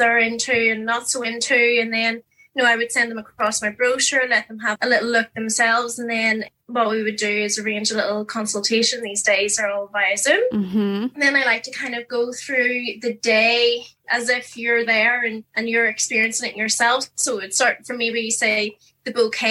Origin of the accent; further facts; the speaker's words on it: Newcastle, Northern Ireland, United Kingdom; moved away as an adult; also born or lived in Liverpool; now in Belfast, United Kingdom; Originally, I'm from Newcastle, County Down, and now living in the Big Smoke in Belfast.